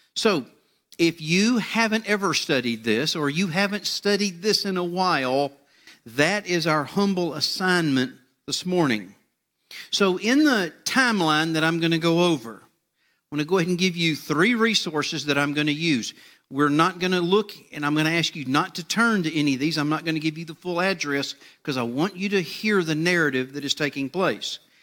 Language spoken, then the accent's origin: English; United States; my hometown, uh, over in Liberty County